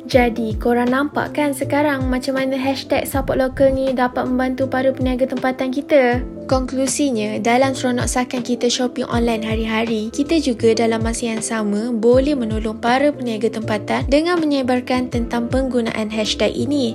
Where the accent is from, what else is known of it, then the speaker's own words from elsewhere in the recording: Malaysia; kita sebagai rakyat Malaysia